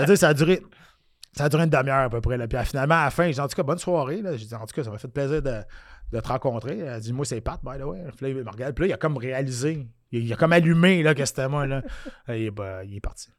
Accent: Quebec City, Quebec, Canada; moi je viens de Québec

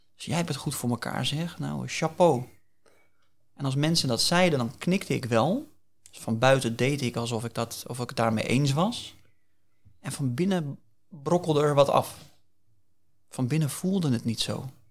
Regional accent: Hillegom, South Holland, Netherlands; also born or lived in The Hague; wij wonen in de Bollenstreek. Dat is ook de plek waar ik geboren ben. Geboren en getogen.

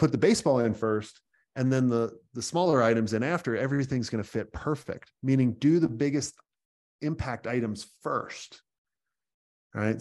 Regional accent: New York, United States; moved away; I'm originally a New Yorker

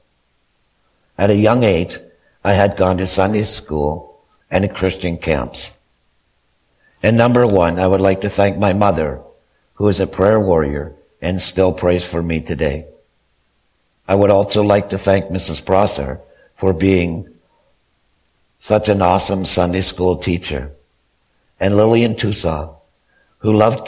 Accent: Kemptville, Ontario, Canada; also born or lived in Wesley Acres; I was born and raised in Kempville

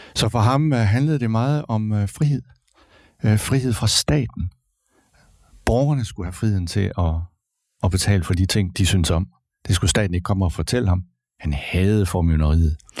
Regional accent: Kolding, Southern Denmark, Denmark; Jeg er født og opvokset i Kolding

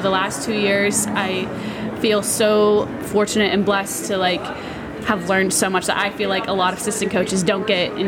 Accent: Pittsburgh, Pennsylvania, United States; accent: Pittsburgh; I'm from Pittsburgh. I've lived there my whole life

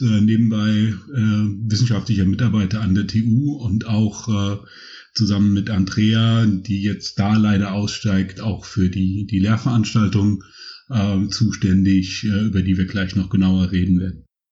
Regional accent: Rhineland, Germany; moved away as an adult; also born or lived in Cologne; now in Berlin, Germany; groß geworden im Rheinland

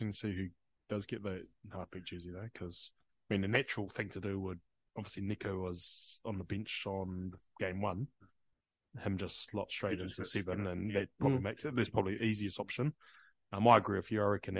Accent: Queensland, Australia; I know I'm a Queenslander, but I'm not. I support Queensland.

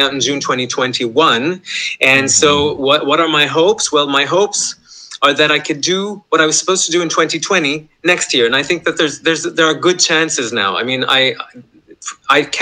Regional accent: Montreal, Quebec, Canada; I grew up in Montreal

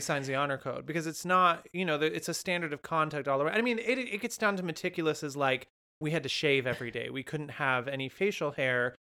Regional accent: Windsor, California, United States; My hometown of Windsor, California is certainly not dead.

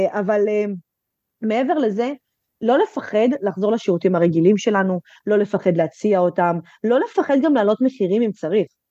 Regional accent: Netanya, Central District, Israel; שכונה שחרדית אצלנו בנתניה

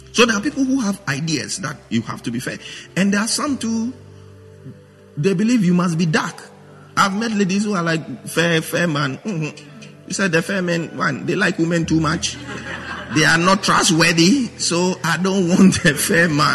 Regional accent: Accra, Greater Accra, Ghana; I'm a guy from British Accra. Jamestown, to be precise.

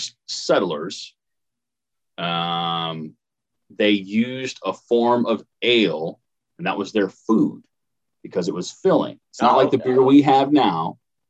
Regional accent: Paris, Illinois, United States; moved away; it's a little small town called Paris

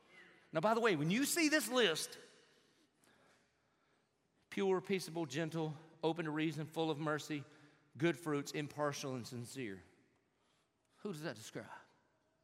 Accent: Southern, United States; Being Southern

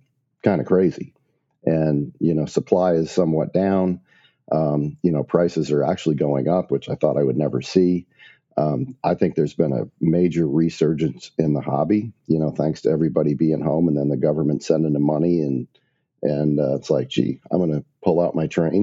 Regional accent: Maumee, Ohio, United States; moved away as an adult; also born or lived in Portsmouth, Virginia; I grew up in Maumee, Ohio, which is right outside of Toledo.

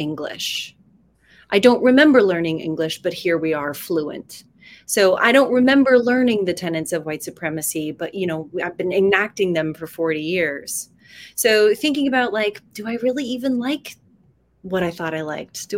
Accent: Salt Lake City, Utah, United States; I was raised in Salt Lake City as a Mormon.

